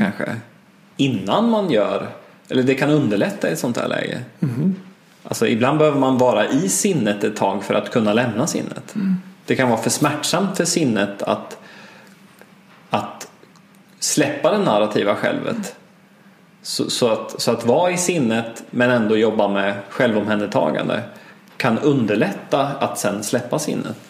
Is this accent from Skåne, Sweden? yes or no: no; Östergötland, Sweden; moved away; det lilla samhälle som jag växte upp i i Östergötland